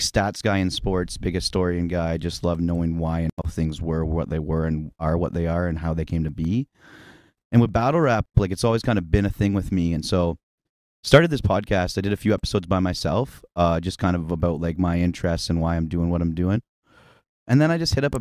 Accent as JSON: {"language": "English", "area": "Muskoka", "region": "Ontario", "country": "Canada", "tie": "born or raised there", "lives_now": "Ottawa, Canada", "said": "growing up in Muskoka"}